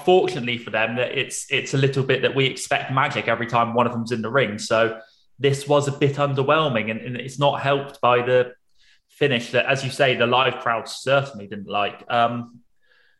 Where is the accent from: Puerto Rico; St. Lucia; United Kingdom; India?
United Kingdom; England; we're all English lads here